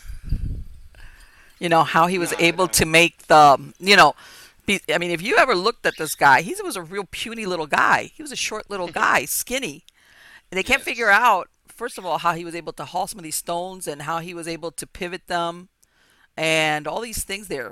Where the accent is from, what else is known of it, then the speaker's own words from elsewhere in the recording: Miami, Florida, United States; I was born here in Miami and I grew up